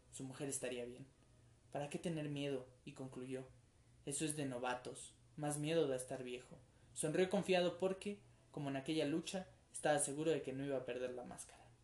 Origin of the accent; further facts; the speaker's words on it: Mexico; nuestra cultura colectiva como mexicanos